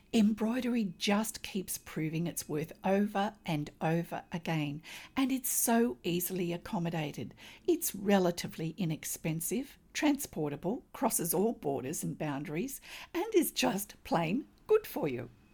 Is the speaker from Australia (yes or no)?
yes; Australia